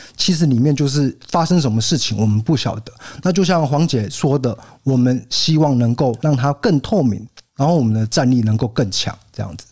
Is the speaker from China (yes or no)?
no; Kaohsiung, Taiwan; now in Tainan, Taiwan; 我身为一个高雄人，北漂到台南